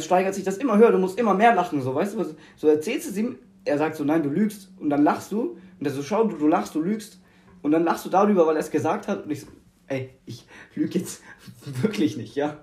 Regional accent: Germany; ich so als Deutscher

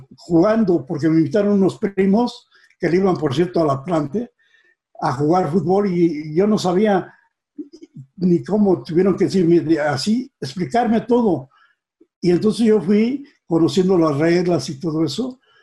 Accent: Mexico City, Mexico; also born or lived in Pachuca, Hidalgo; nací allá, pero muy joven, eh, nos trajo mi, papá a la capital

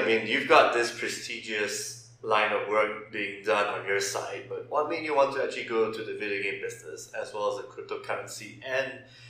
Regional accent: Malaysia; because I'm from Malaysia

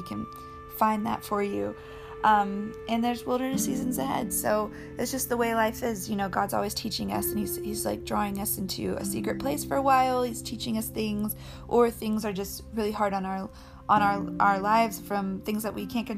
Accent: Colorado, United States; I grew up in Colorado, so like I spent all my time as a kid outside climbing rocks

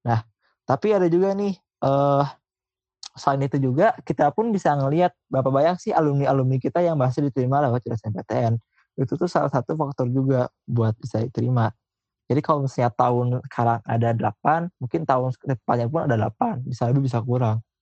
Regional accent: Bandung, West Java, Indonesia; Gue dari SMA yang biasa-biasa aja di kota Bandung.

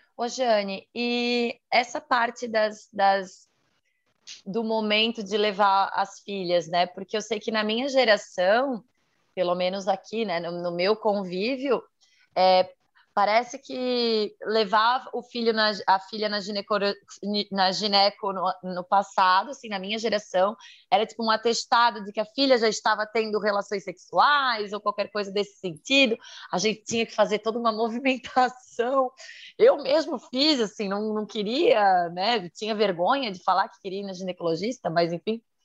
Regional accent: Santa Catarina, Brazil; sou de Santa Catarina

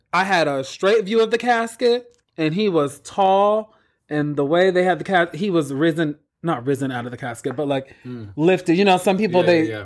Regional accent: Hawaii, United States; I'm from Hawaii

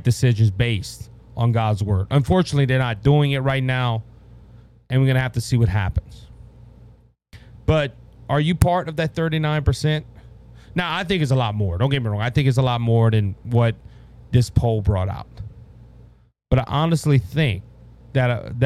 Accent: Louisiana, United States; where are you from? I tell them Louisiana

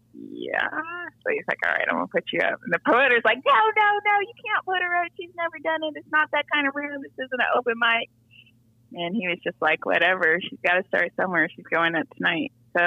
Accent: Diamond Bar, California, United States; now in Atlanta, United States; I'm from San Gabriel Valley. So I grew up in Diamond Bar, California, which is in LA County

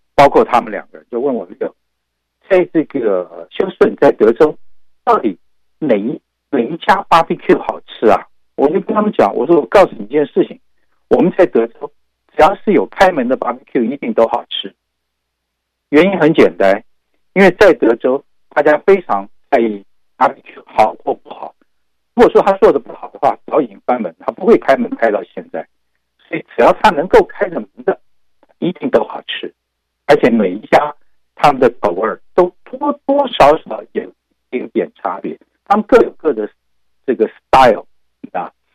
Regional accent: Taiwan; now in Houston, United States; 我们台湾话讲，给息呢

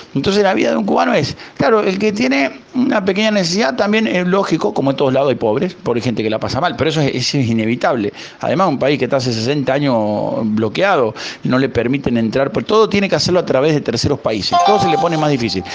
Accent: Huinca Renancó, Córdoba, Argentina; also born or lived in Málaga, Spain; now in Isla de la Juventud, Cuba; Yo soy oriundo de Huincarnancó, provincia de Córdoba, al sur de Córdoba.

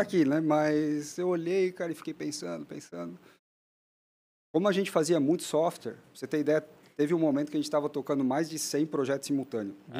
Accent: Blumenau, Santa Catarina, Brazil; A gente nasceu em Blumenau, minha família está lá

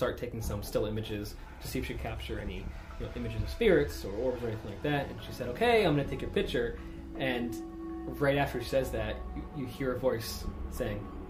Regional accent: Lehigh Valley, Pennsylvania, United States; I was born and raised here in the Lehigh Valley, so I spent a lot of my childhood at Dorney Park

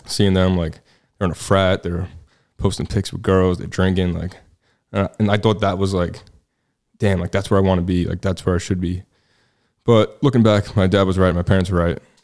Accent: New York City, New York, United States; moved away as an adult; also born or lived in New Jersey; now in Texas, United States; born and raised in Staten Island, New York

